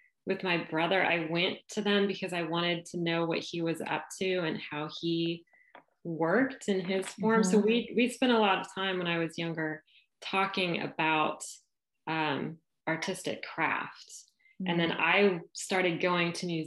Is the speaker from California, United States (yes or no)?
yes; San Diego, California, United States; now in Little Rock, United States; I live in Little Rock, Arkansas, but although I'm landlocked here, I grew up in San Diego. So I'm a Southern Californian at heart.